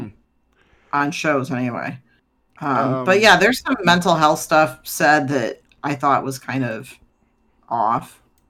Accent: United States; I'm American

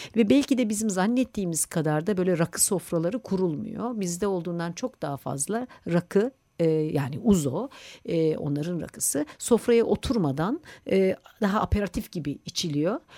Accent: Turkey; Türkiye'li olunca Türk mutfağıyla besleniyor olunca

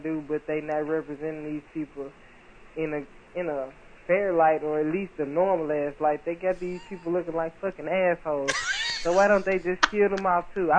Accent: Memphis, Tennessee, United States; now in Kentucky, United States; I'm calling from Kentucky, but I'm originally from Memphis, Tennessee

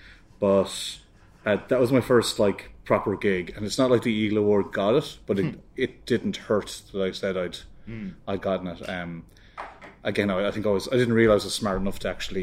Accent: Ireland; now in United Kingdom; as an Irish artist

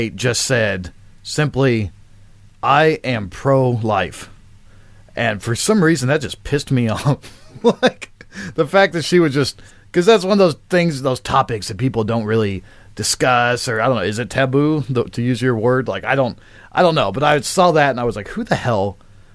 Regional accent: Indiana, United States; I am from Indiana

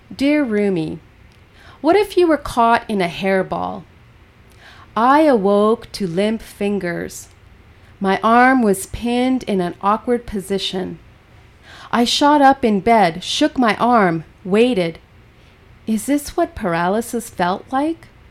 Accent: Golden, British Columbia, Canada; I was born and raised in Golden

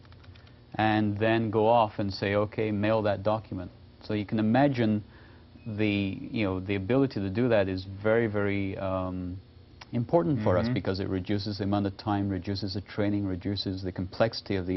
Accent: Canada; I'm Canadian

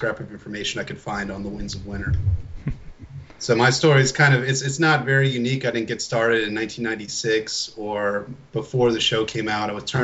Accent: Baltimore, Maryland, United States; I'm from Baltimore originally

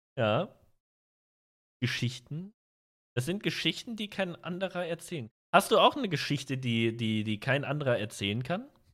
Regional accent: North Rhine-Westphalia, Germany; ich komme aus NRW

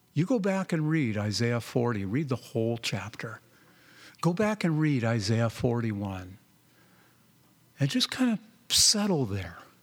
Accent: Southern California, United States; now in Oregon, United States; I grew up in Southern California

